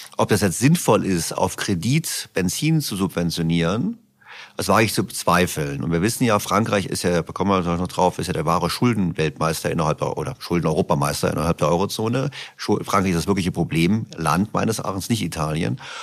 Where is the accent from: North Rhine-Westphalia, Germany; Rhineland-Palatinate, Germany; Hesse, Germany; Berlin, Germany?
Berlin, Germany; ich komme aus Berlin